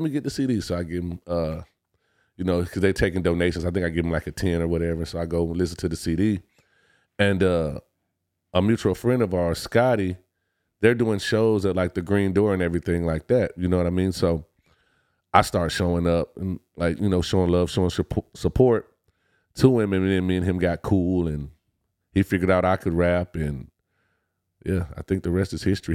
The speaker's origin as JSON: {"language": "English", "town": "Detroit", "region": "Michigan", "country": "United States", "said": "I'm originally from Detroit, Michigan"}